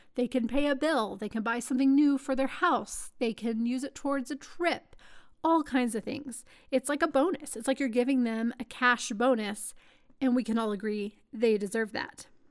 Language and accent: English; Texas, United States; moved away; I am a Texan